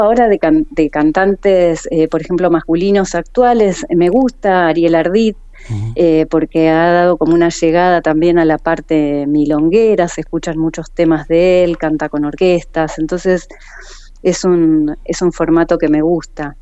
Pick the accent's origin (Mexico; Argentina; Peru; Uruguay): Argentina; Buenos Aires; moved away as an adult; now in El Calafate, Argentina; soy nacida en Buenos Aires eh, y hace 20 años ya que estoy acá en la localidad